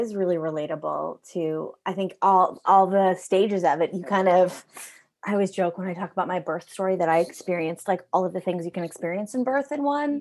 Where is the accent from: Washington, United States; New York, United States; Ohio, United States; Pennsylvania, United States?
New York, United States; I am American, and so I, I was in kindergarten in, in, you know, New York State